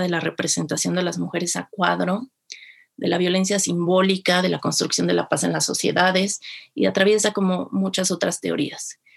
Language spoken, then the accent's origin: Spanish; Mexico City, Mexico; yo soy originaria de la Ciudad de México